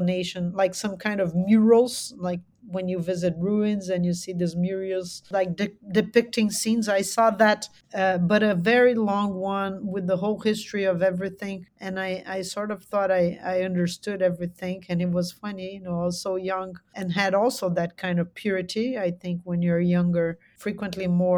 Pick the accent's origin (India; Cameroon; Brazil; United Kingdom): Brazil; São Paulo; I am from São Paulo. São Paulo is a huge megalopolis. And so I've been kind of a very urban creature.